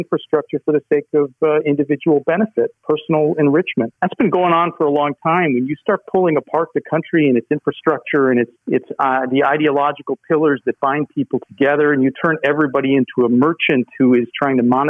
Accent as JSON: {"language": "English", "country": "United States", "said": "we as Americans"}